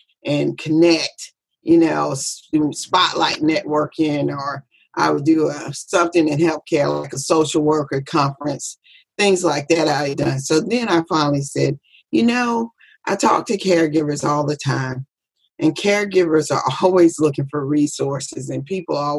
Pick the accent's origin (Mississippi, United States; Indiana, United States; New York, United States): Mississippi, United States; Biloxi; I'm from Biloxi, Mississippi